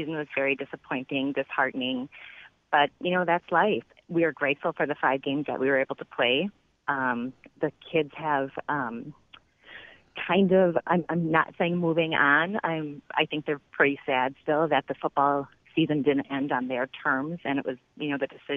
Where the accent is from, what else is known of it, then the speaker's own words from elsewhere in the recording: Wisconsin, United States; growing up in Wisconsin, big Green Bay fans